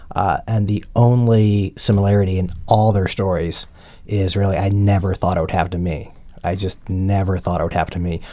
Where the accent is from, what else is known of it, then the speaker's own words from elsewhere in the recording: Montgomery County, Maryland, United States; moved away as an adult; also born or lived in Virginia; I'm a native Washingtonian. I've lived here my entire life. I grew up in Montgomery County